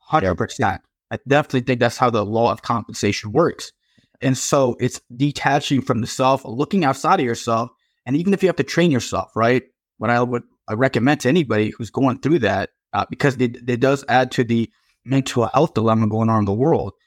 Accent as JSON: {"language": "English", "region": "Virginia", "country": "United States", "tie": "born or raised there", "said": "here in my home state in Virginia"}